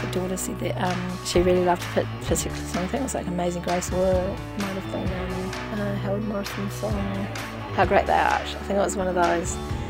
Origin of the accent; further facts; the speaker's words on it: Invercargill, Southland, New Zealand; born there; now in Christchurch, New Zealand; I live in Christchurch. I was born in Invercargill, but don't hold that against me.